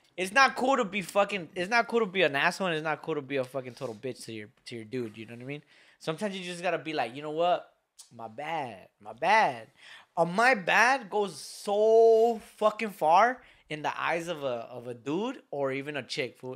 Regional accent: Lynwood, California, United States; we're from Linwood, and it's a, it's a pride to be from Linwood. I've, I've walked these streets, I've grew up in these streets

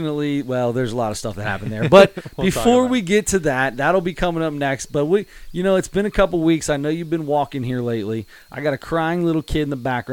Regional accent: Cincinnati, Ohio, United States; we're from Cincinnati. We're homers when it comes to Cincinnati.

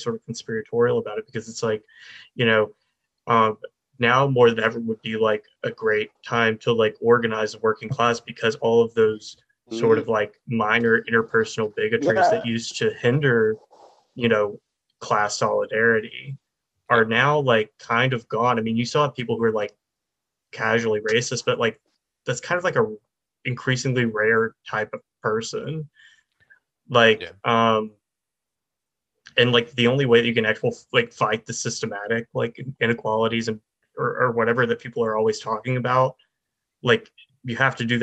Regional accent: the South, United States; also born or lived in Florida; we're both like from the South. And I mean, I grew up like in a more sort of rural area

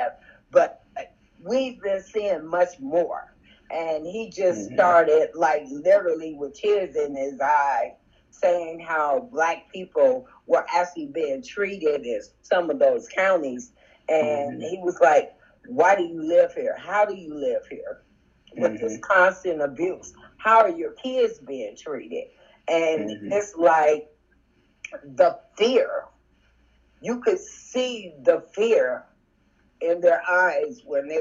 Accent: Gary, Indiana, United States; Born and raised in Gary

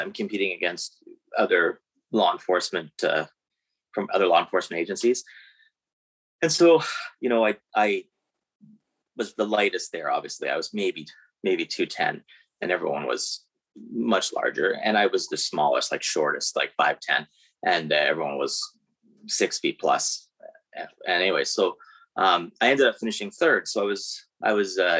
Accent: Guelph, Ontario, Canada; I'm from Guelph.

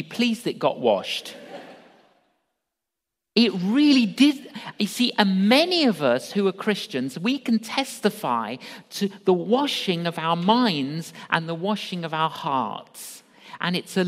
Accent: London, United Kingdom; I grew up in London, agnostic

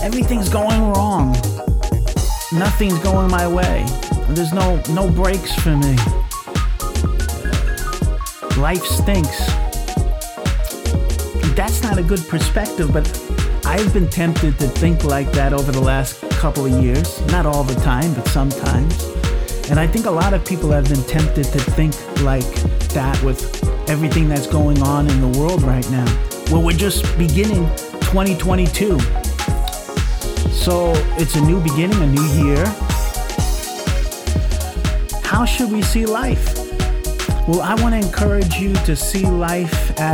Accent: Long Island, New York, United States; now in Brisbane, Australia; When I was a kid growing up on Long Island, New York

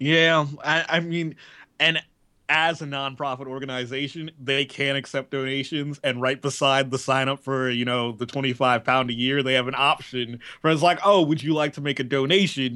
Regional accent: United States; being an American

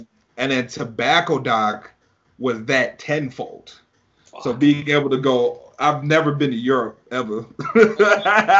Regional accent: New York City, New York, United States; moved away; also born or lived in Tampa; I was born in Brooklyn, and my family used to live there.

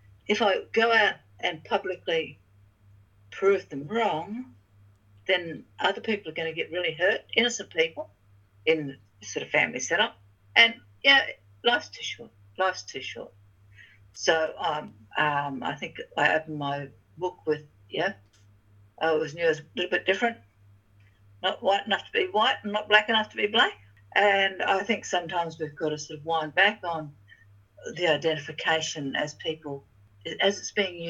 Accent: Torres Strait, Queensland, Australia; moved away; also born or lived in Kalkadoon Country, Queensland / Cardwell, Queensland; I was born on Kalkadoon Country, I was raised in the Torres Strait, and I've lived most of my life in Gurumay Country, in Cardwell

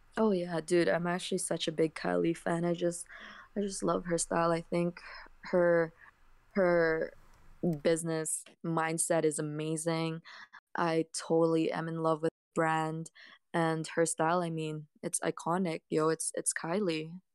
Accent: Canada; I'm a Canadian girl

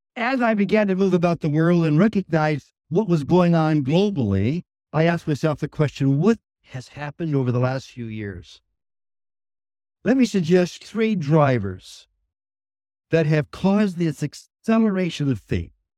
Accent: Saskatoon, Saskatchewan, Canada; moved away; also born or lived in Montreal; I was raised in Saskatoon

